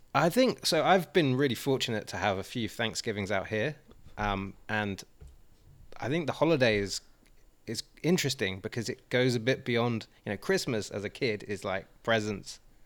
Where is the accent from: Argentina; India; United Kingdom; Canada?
United Kingdom; England; I'm English